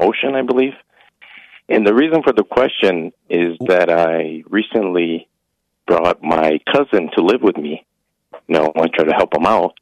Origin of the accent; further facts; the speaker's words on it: Brazil; now in United States; I'm from Brazil